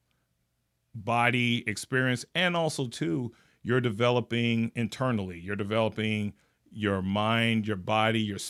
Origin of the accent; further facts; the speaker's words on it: Gary, Indiana, United States; moved away; I'm originally from Gary, Indiana.